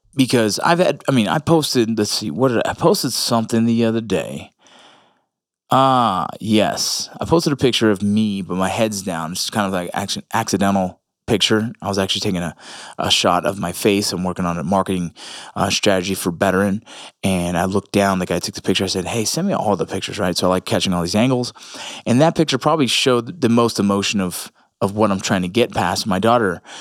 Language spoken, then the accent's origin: English; Los Angeles, California, United States; me being Puerto Rican in L